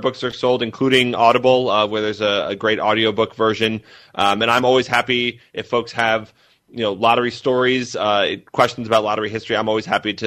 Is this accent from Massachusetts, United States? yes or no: yes; Massachusetts, United States; moved away; I'm from Massachusetts originally